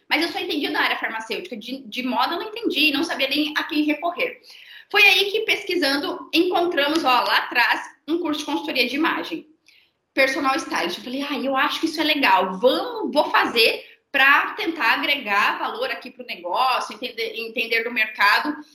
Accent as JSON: {"language": "Portuguese", "area": "near Maringá", "region": "interior of Paraná", "country": "Brazil", "said": "sou do interior do Paraná, perto de Maringá da Marça, mas uma cidade super pequena de 35 mil habitantes"}